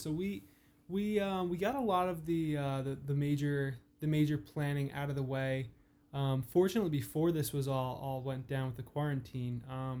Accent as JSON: {"language": "English", "region": "New Jersey", "country": "United States", "said": "We're both from Central New Jersey, both Jackie and I."}